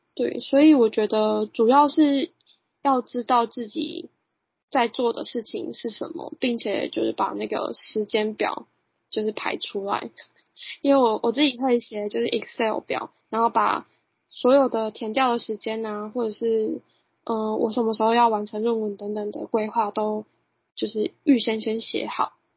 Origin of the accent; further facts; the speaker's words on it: Yunlin County, Taiwan; 我本身是园林人